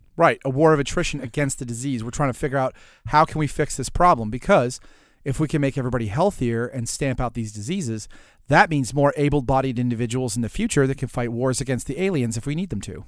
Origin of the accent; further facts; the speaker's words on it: New Orleans, Louisiana, United States; I come from New Orleans